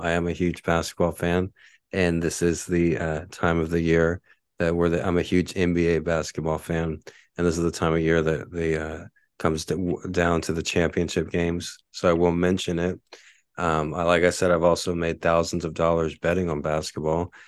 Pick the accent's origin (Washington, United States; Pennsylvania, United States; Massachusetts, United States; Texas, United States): Texas, United States; now in Honolulu, United States; I'm from Texas